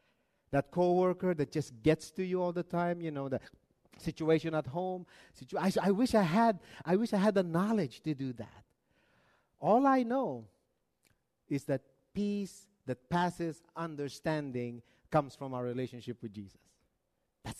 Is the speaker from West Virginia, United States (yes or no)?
no; Arizona, United States; No, we're from Arizona.